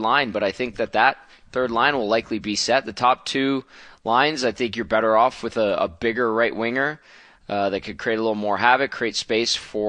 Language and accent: English; Edmonton, Alberta, Canada; my hometown. My fellow Edmontonians